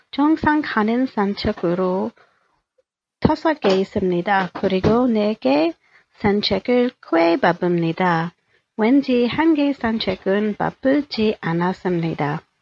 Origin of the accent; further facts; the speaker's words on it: Daejeon, South Korea; We usually hiked about an hour's drive of my hometown of Daejeon.